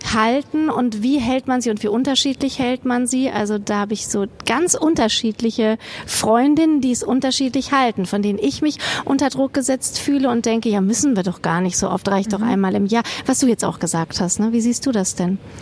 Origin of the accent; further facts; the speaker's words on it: Kassel, Hesse, Germany; now in Bochum, Germany; wenn ich dann in Kassel bin, oh, ich hätte das gerne als meine Heimat